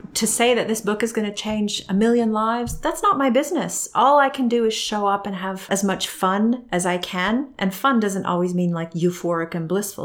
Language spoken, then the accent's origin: English; Canada; moved away; growing up in Canada